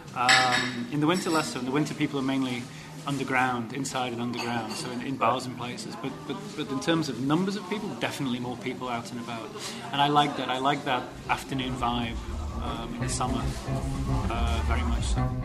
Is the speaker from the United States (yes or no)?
no; Manchester, North West England, United Kingdom; moved away as an adult; also born or lived in Czech Republic; now in Prague, Czech Republic; I'm originally from Manchester in England. I've lived in the Czech Republic